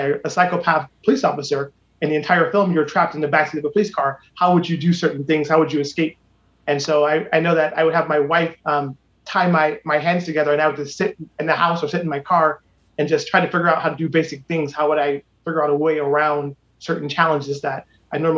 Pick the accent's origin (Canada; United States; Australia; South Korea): United States; Akron, Ohio; moved away as an adult; now in Los Angeles, United States; born and raised on Copley Road, I've always had a connection to the city of Akron